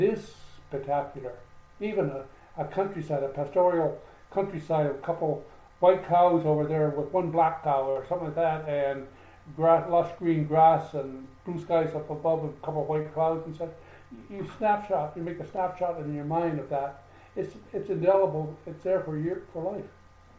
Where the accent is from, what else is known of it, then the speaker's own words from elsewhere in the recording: Canada; now in Costa Rica; being a Canadian